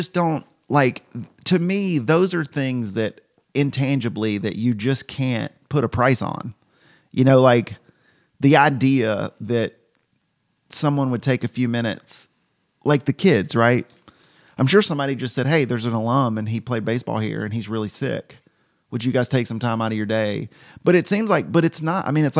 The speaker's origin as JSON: {"language": "English", "region": "Georgia", "country": "United States", "tie": "born or raised there", "said": "Cause I grew up in Middle Georgia"}